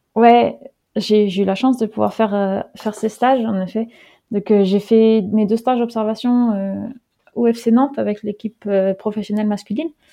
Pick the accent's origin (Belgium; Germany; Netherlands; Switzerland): Netherlands; moved away as an adult; also born or lived in Groningen, Netherlands / Lyon, France; je suis née aux Pays-Bas